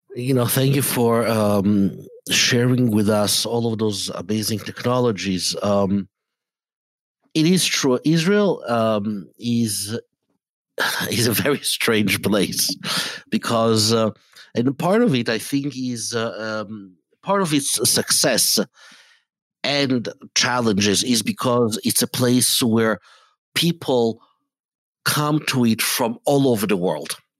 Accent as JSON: {"language": "English", "country": "Italy", "tie": "born or raised there", "said": "I grew up in Italy in, um, in an environment that was anti Semitic"}